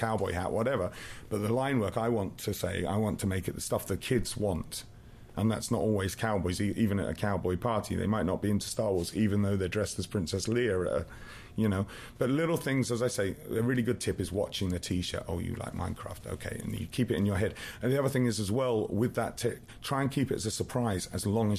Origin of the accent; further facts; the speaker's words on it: England, United Kingdom; now in Canada; I'm English, but I live in Canada.